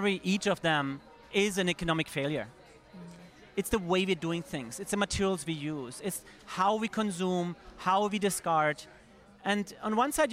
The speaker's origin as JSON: {"language": "English", "country": "Germany", "moved": "yes", "lives_now": "New York, United States", "said": "I'm German originally. I was living in New York by that date already"}